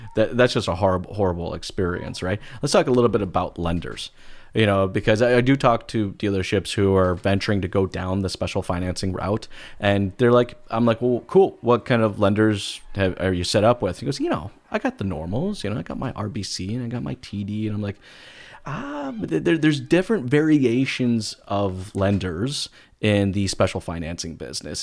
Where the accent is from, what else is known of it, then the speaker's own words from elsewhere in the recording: United States; moved away as an adult; now in Canada; I am an American. I've been in Canada for the last, you know, twelve years now